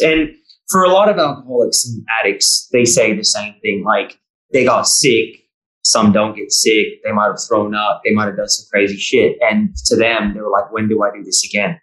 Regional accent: Bay Area, California, United States; moved away as an adult; also born or lived in New South Wales; now in Victoria, Australia; It's a beautiful place where I grew up in the Bay Area

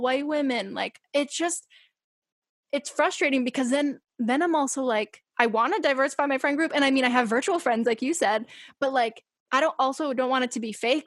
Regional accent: Massachusetts, United States; growing up in massachusetts in the town that i grew up

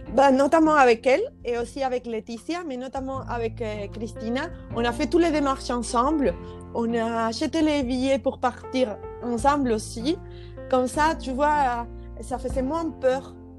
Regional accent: Andalusia, Spain; French is a second language; moved away as an adult; also born or lived in Poland; now in Bordeaux, France; je suis espagnole et je suis andalouse, je viens de l'Andalousie

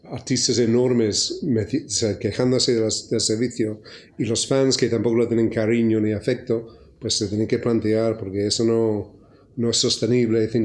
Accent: United Kingdom; yo no soy, yo soy británico

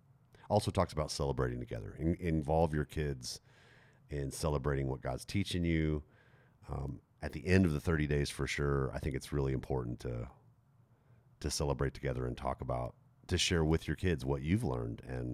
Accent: Stuttgart, Baden-Württemberg, Germany; growing up in Germany, in Stuttgart, Germany. Stuttgart was is a very big city.

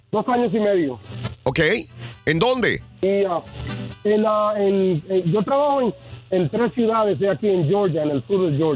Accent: Dominican Republic; República Dominicana

